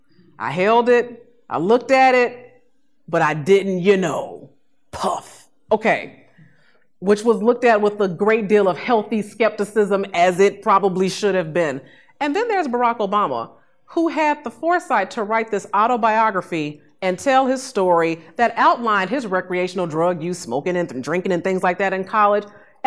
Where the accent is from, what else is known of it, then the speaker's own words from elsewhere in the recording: Chicago, Illinois, United States; I grew up in Inglewood, south side of Chicago, you know, for several years